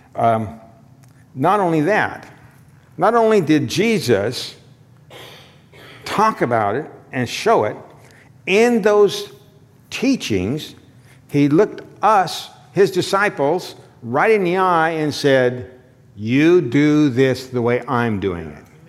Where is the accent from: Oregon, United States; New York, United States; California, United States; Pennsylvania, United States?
Oregon, United States; Condon; my hometown Condon